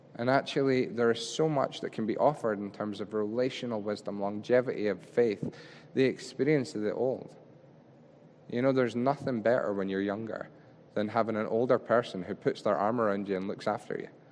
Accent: Scotland, United Kingdom; we're Scottish

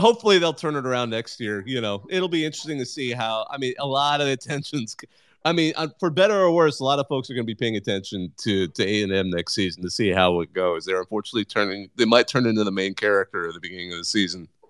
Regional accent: Bakersfield, California, United States; I grew up in the Central Valley myself

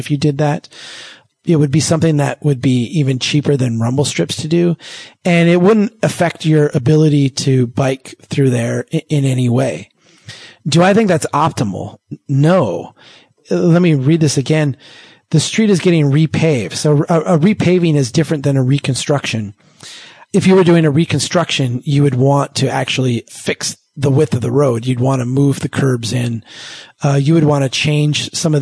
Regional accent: Brainerd, Minnesota, United States; Here in my hometown of Brainerd, Minnesota

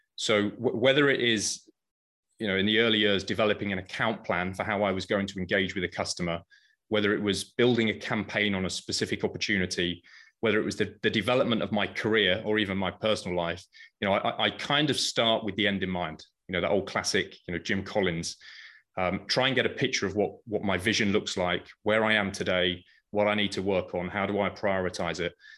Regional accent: United Kingdom; moved away as an adult; also born or lived in Paris, France; now in United States; I started, as you can probably guess, in the U K.

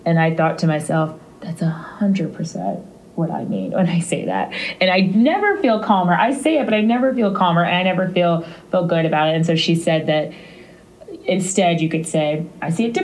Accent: St. Louis, Missouri, United States; We're both from St. Louis

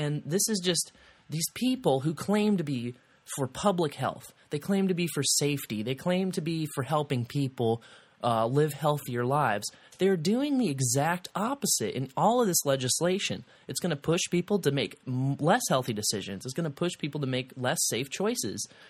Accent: Kansas City, Missouri, United States; moved away as an adult; now in Columbia, United States; I'm from Kansas City

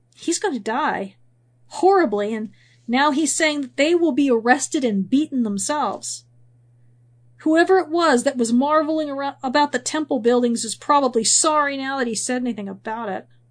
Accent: California, United States; moved away; also born or lived in Missouri; I grew up in California, and I went through several earthquakes

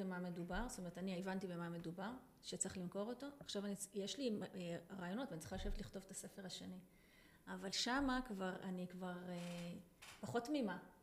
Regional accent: Israel; אני קיבוצניקית לשעבר

